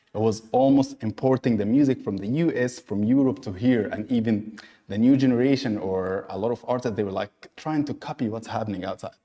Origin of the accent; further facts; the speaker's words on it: Egypt; now in Dubai, United Arab Emirates; born and raised in Egypt, based in Dubai.